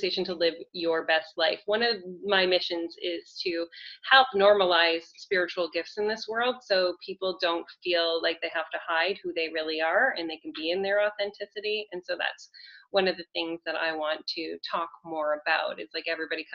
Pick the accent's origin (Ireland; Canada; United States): Canada; I'm Canadian